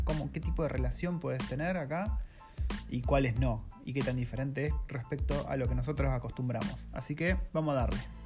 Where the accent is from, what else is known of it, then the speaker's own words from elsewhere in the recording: Argentina; moved away as an adult; now in Wellington, New Zealand; en Argentina, que somos un montonazo de gente